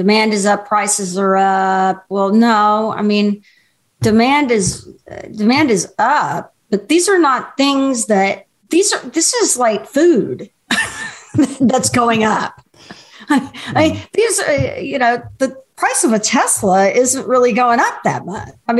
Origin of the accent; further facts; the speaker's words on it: Houston, Texas, United States; I grew up in Houston